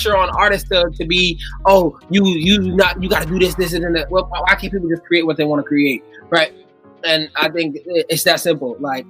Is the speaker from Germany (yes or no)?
no; Jamaica; I'm really just not, because I'm Jamaican.